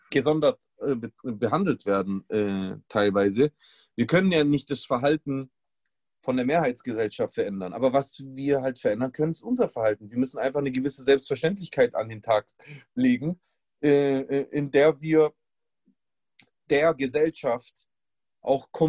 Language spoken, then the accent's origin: German; Germany; Aber was zählt ist, ich bin Deutscher. Ich bin genauso ein Deutscher wie der, wie der, wie der Martin, der halt schon immer Deutscher war.